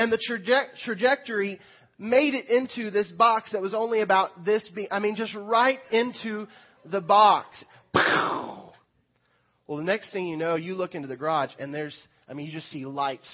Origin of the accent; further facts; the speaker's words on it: Lamar, Missouri, United States; now in Mount Vernon, United States; I grew up in Lamar